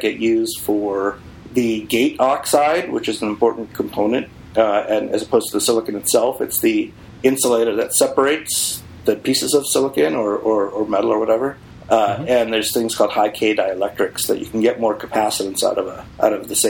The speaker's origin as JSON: {"language": "English", "town": "Boston", "region": "Massachusetts", "country": "United States", "moved": "yes", "said": "I came from Boston"}